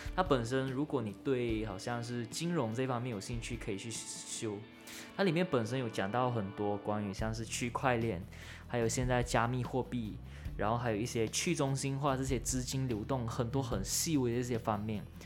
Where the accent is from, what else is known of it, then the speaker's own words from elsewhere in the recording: Malaysia; moved away as an adult; now in Kaohsiung, Taiwan; 我是来自国立中山大学中国文学系，现在是大一的学生，然后来自马来西亚，是侨生